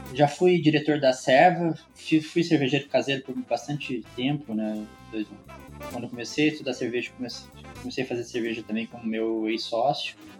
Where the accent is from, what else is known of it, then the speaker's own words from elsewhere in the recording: Araras, São Paulo, Brazil; also born or lived in São Carlos; sou paulista, sou natural de Araras, que é pertinho aí de Campinas